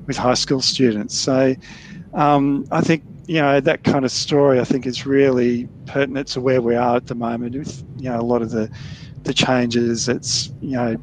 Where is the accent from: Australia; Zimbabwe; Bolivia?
Australia; Newcastle, New South Wales; moved away as an adult; also born or lived in Melbourne; I grew up in Newcastle in New South Wales